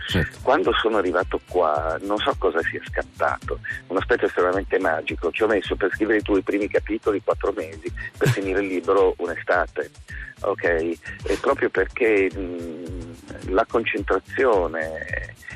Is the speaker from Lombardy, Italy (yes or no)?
yes; Milan, Lombardy, Italy; moved away as an adult; now in Stromboli, Italy; con la mentalità da milanese, proprio il milanese imbruttito che ero